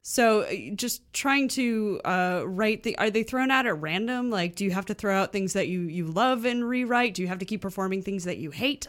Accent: Chicago, Illinois, United States; I grew up in Chicago

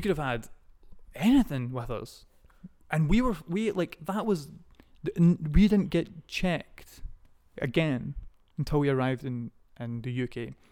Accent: Scotland, United Kingdom; born or raised there

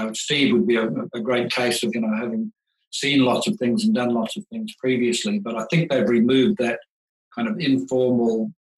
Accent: New Zealand; now in Australia; I came over from New Zealand looking for work in Australia.

